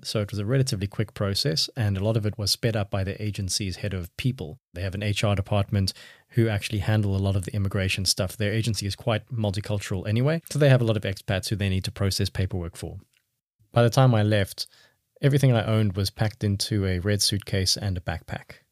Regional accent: South Africa; also born or lived in Cape Town / Barcelona, Spain; as a South African

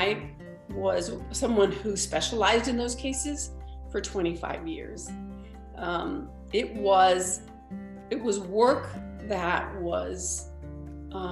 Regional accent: El Paso, Texas, United States; moved away; also born or lived in New Mexico; I was born and raised in El Paso, Texas.

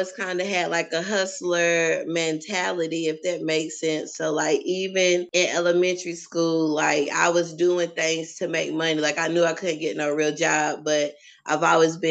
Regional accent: Troutman, North Carolina, United States; moved away as an adult; also born or lived in Petersburg, Virginia / Baton Rouge, Louisiana; now in Richmond, United States; So I'm from North Carolina, small town, Troutman, the Trout, as some people call it. And now I'm here in Richmond, Virginia

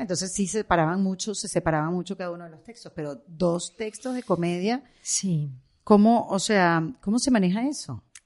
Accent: Venezuela; moved away; yo como venezolana

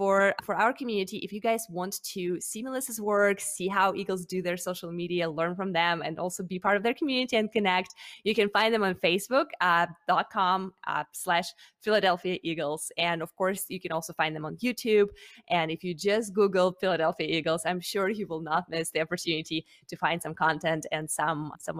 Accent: Russia; now in United States; I am actually originally from Russia.

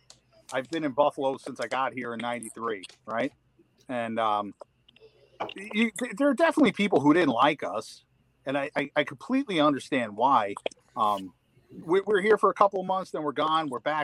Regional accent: Ireland; I'm Irish, so I can't talk about that.

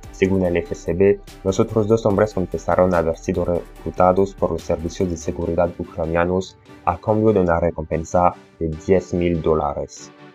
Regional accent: France; Spanish is a second language; si te estás preguntando por qué tengo este horrible acento, es porque soy francés.

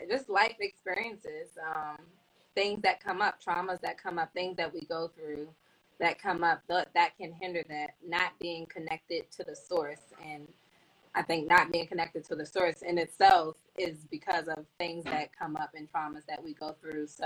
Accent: Washington, District of Columbia, United States; now in North Carolina, United States; I am from Washington, D.C.

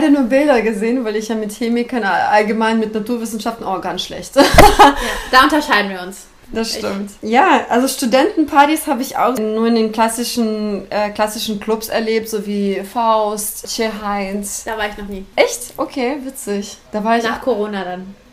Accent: Hanover, Lower Saxony, Germany; Aber da, als Hannoveranerin, dann, da kannte ich schon alles

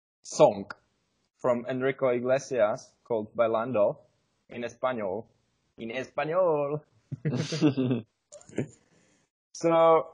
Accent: Czechia; English is a second language; Hey guys, we are brothers from Czech Republic. We want to improve our skills of English.

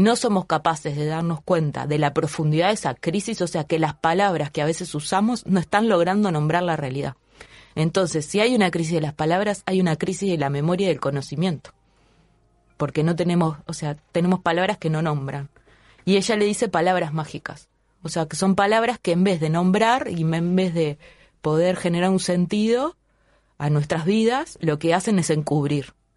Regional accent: Uruguay

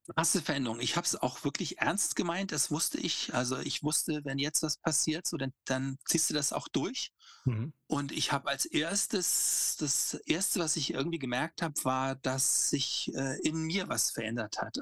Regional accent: Hamburg, Germany; Ich bin in Hamburg aufgewachsen, in so einem Vorort

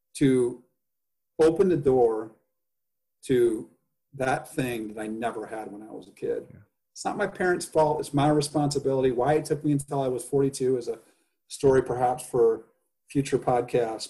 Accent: Indiana, United States; also born or lived in Los Angeles; now in San Francisco, United States; I grow up in indiana

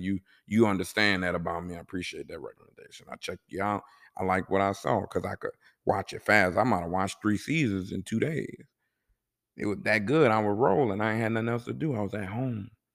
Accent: New Orleans, Louisiana, United States; also born or lived in Kuwait; I'm from New Orleans

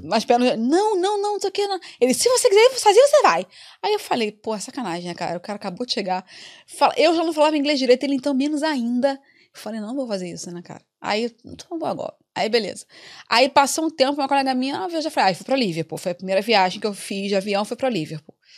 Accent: Rio de Janeiro, Brazil; moved away as an adult; now in Dublin, Ireland; eu vim do Rio de Janeiro, capital, cheio de coisa para fazer

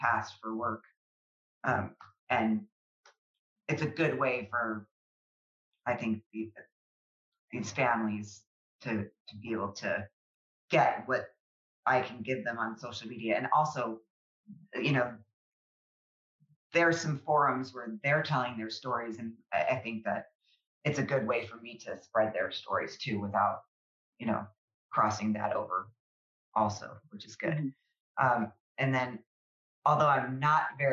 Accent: Chicago, Illinois, United States; I grew up in Chicago

